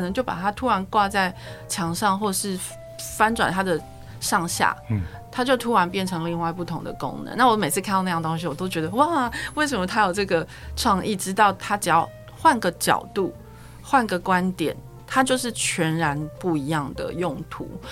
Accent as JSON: {"language": "Chinese", "country": "Taiwan", "said": "我们台湾人很爱看日本的广告"}